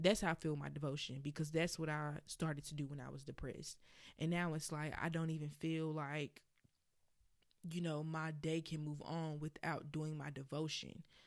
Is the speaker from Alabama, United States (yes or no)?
yes; Birmingham, Alabama, United States; if you hear my accent come out, it is because I am from Birmingham, Alabama.